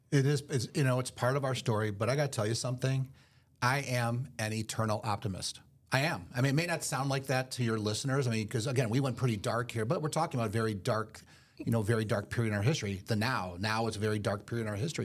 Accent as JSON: {"language": "English", "town": "Detroit", "region": "Michigan", "country": "United States", "moved": "yes", "said": "I'm originally from Detroit"}